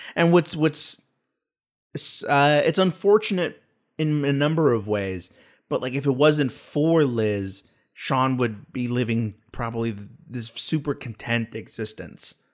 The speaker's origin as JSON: {"language": "English", "country": "United States"}